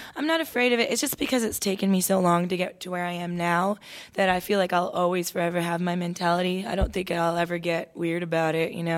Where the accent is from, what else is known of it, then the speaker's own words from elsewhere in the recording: Toronto, Ontario, Canada; moved away as an adult; now in Nashville, United States; I was a daughter of two immigrant parents growing up in Toronto